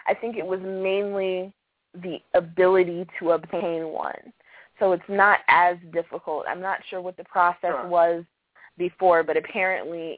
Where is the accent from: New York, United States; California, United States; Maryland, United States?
Maryland, United States; my home state of Maryland